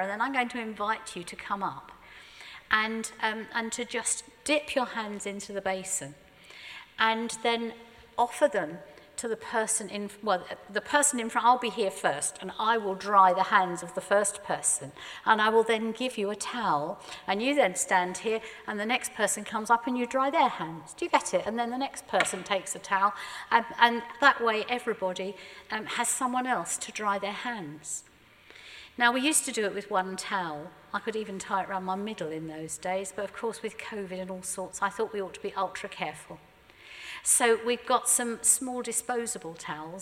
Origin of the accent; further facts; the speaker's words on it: Surrey, South East England, United Kingdom; we're terribly British, and more than being British, we're even Surrey.